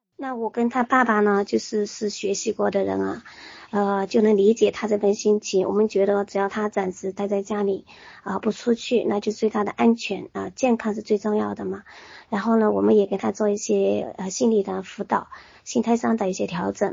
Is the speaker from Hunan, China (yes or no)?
yes; Hunan, China; moved away as an adult; now in Wuhan, China; 我就是来自， 啊， 湖南的武汉人， 我就是湖北的一份子。 那此刻呢， 呃， 我虽然在湖南的老家